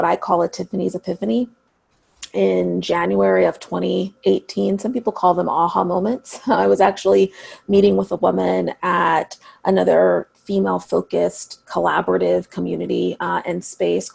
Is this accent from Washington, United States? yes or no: yes; Seattle, Washington, United States; a really special place in my hometown called Seattle Girls School